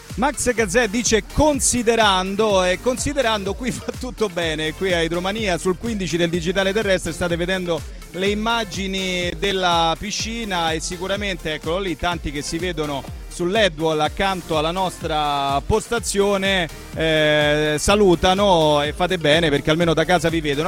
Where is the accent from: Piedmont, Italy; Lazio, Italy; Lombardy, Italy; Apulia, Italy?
Lazio, Italy; Rome; noi romani